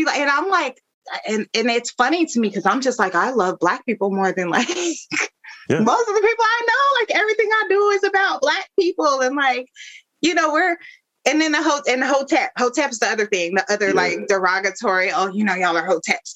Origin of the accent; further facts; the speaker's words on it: Denver, Colorado, United States; now in Washington, DC, United States; growing up in Denver